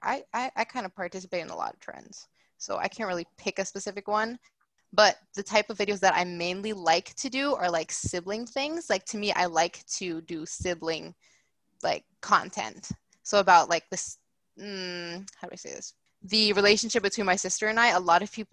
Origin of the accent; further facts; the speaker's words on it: Maryland, United States; now in Los Angeles, United States; I grew up in Maryland and it's cold there